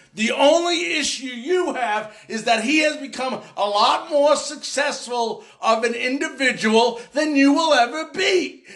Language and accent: English; Long Island, New York, United States; moved away; I grew up in Long Island.